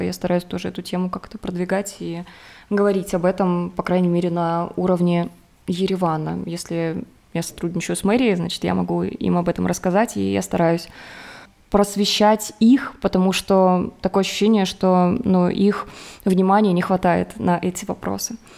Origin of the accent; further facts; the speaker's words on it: Rostov-on-Don, Rostov Oblast, Russia; moved away as an adult; now in Armenia; я из Ростова, с юга